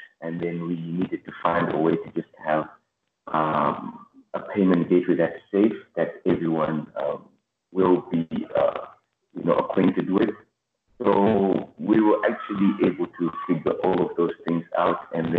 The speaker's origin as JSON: {"language": "English", "country": "Zimbabwe", "lives_now": "Harare, Zimbabwe", "said": "I'm from Zimbabwe. I'm in the capital city, Harare."}